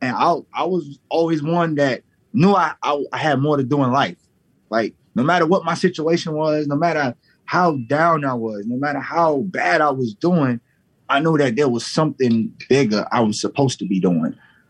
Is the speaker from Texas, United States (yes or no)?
no; New York, United States; also born or lived in Southern US; I grew up in New York and down south. I got best of both worlds.